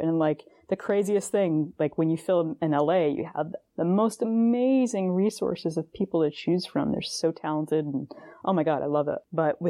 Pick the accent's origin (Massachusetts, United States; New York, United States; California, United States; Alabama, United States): Massachusetts, United States; Boston; So growing up in the Boston area